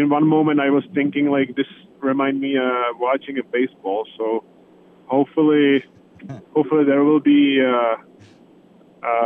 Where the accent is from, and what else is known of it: Czechia; moved away